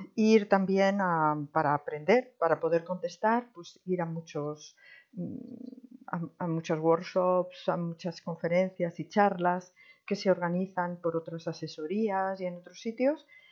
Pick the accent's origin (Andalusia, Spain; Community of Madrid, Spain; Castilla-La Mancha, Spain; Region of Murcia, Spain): Community of Madrid, Spain; Madrid; moved away as an adult; also born or lived in Netherlands; now in Berlin, Germany; soy española de Madrid, vivo en Alemania desde hace 30 años